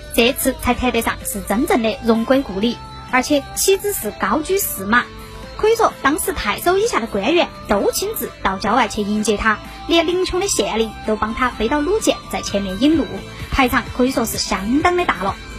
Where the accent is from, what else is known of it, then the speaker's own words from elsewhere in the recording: Chengdu, Sichuan, China; 我们成都人